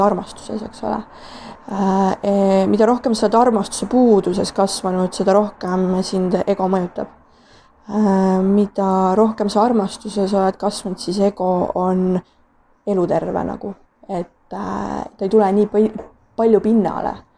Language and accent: Estonian; Tartu, Tartu County, Estonia; ma tulen äh, Tartust, et äh, olen seal pool elu vähemalt elanud